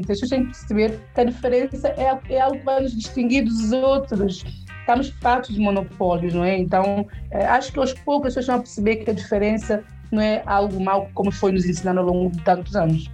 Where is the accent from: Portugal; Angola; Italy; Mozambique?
Portugal; accent: São Tomé; also born or lived in São Tomé and Príncipe; eu cresci em Portugal